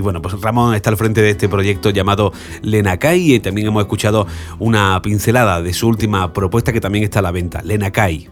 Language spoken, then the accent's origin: Spanish; Córdoba or Granada, Andalusia, Spain; en Córdoba o en Granada, en mi tierra o en Madrid